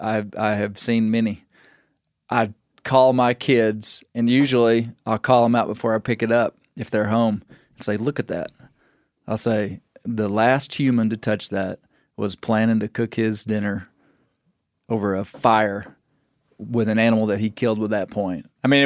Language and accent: English; Arkansas, United States; so I'm from Western Arkansas. Close to where you're from originally, and there's a lot of arrowheads, you know, atlatl points, spear points, a lot of stone points.